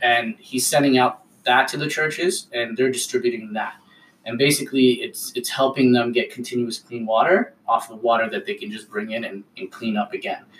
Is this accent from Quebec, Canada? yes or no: no; Ottawa, Ontario, Canada; I love growing up in Ottawa